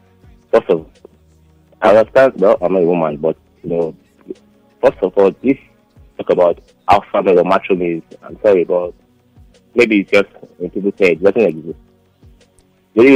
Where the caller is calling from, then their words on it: Kurudu, Federal Capital Territory, Nigeria; I'm calling from the Kurudu.